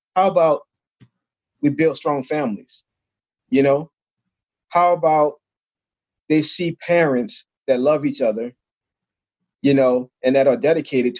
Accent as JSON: {"language": "English", "town": "New Orleans", "region": "Louisiana", "country": "United States", "tie": "born or raised there", "said": "I grew up in New Orleans, Louisiana."}